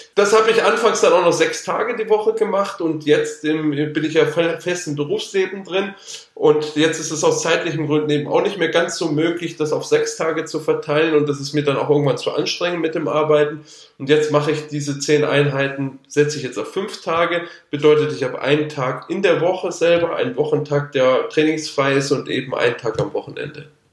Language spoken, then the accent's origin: German; Allgäu, Bavaria, Germany; also born or lived in Würzburg; bin da mit meinen Eltern zusammen nach der vierten Klasse, genau nach der vierten Klasse, also mit zehn Jahren dann ins Allgäu gezogen